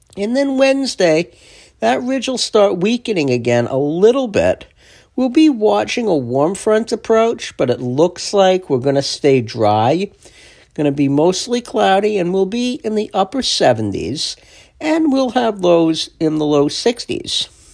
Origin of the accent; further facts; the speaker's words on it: East Rockaway, New York, United States; In Nassau, in my hometown, East Rockaway